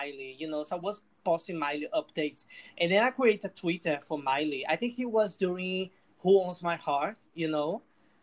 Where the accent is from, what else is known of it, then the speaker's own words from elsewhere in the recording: Recife, Pernambuco, Brazil; English is a second language; I'm from Brazil. I'm from a city called Recife